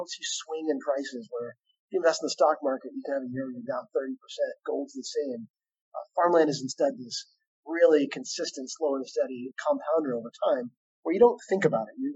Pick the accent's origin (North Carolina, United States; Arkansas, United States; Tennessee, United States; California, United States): Arkansas, United States; also born or lived in San Francisco; I grew up here in Arkansas in a farming family. So I've grown up around farmland.